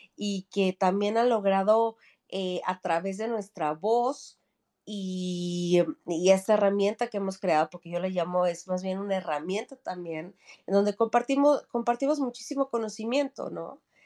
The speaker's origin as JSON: {"language": "Spanish", "region": "Mexico City", "country": "Mexico", "moved": "as an adult", "lives_now": "Sweden", "said": "yo soy de la Ciudad de México"}